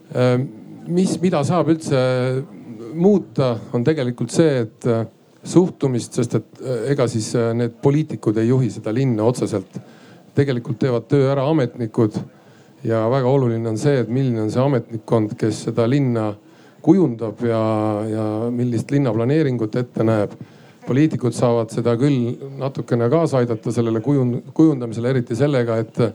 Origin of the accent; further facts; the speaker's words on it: Saare County, Estonia; mina olen Saaremaalt ja, ja Saaremaal on, pean turismitalu